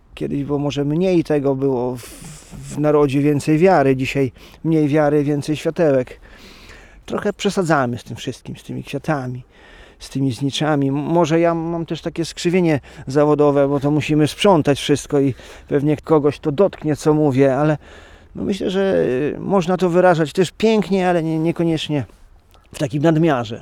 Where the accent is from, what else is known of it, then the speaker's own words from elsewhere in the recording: Rejowiec, Lublin Voivodeship, Poland; Pochodzę z Rejowca